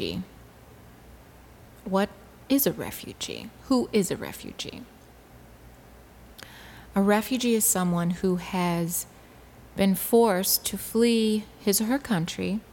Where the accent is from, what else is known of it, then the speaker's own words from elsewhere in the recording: Detroit, Michigan, United States; moved away; I'm from Detroit